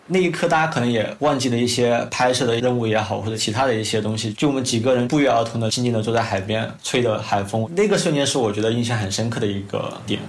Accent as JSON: {"language": "Chinese", "region": "Guangxi", "country": "China", "said": "我是从广西过来的"}